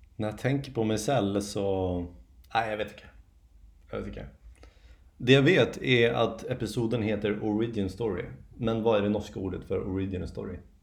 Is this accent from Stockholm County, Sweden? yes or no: yes; Järna, Stockholm County, Sweden; jag är från Järna mm. utanför Stockholm